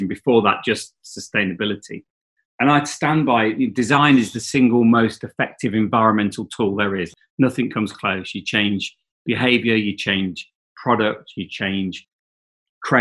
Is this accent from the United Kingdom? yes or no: yes; Coventry, West Midlands, United Kingdom; also born or lived in Leicestershire; I grew up in Coventry